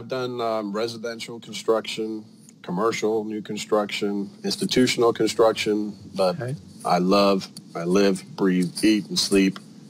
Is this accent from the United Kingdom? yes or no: yes; United Kingdom; moved away as an adult; now in Sarasota, United States; originally I'm from the United Kingdom, been in the United States for about 22 years now.